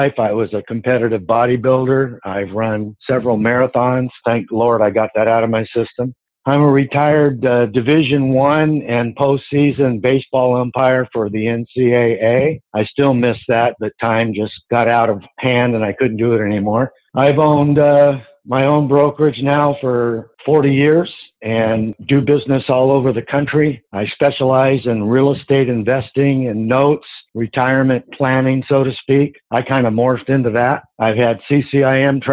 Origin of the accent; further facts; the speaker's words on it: Southern California, United States; also born or lived in San Diego; Grew up in Southern California my whole life.